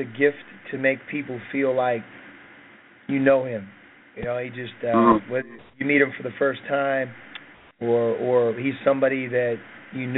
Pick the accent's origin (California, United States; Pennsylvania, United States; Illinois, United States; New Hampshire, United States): Pennsylvania, United States; Pittsburgh; moved away as an adult; now in Arizona, United States; growing up in Pittsburgh